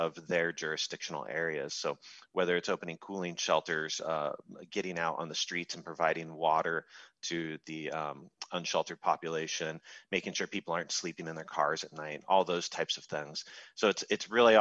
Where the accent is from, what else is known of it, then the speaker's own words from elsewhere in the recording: Seattle area, Washington, United States; moved away; being a kid of the Northwest, I grew up in the Seattle area